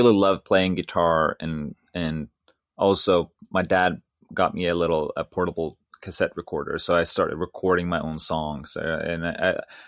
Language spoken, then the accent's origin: English; Sweden; moved away as an adult; my elementary school was a music elementary school in my hometown